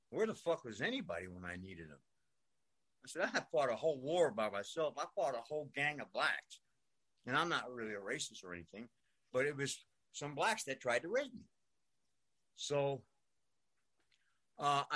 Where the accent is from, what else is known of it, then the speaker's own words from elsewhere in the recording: New York City, New York, United States; I grew up in New York. I grew up in Brooklyn, New York.